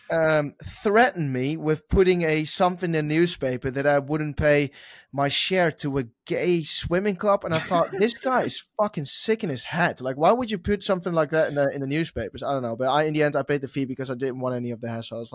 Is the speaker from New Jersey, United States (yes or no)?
no; Oklahoma, United States; from Oklahoma racing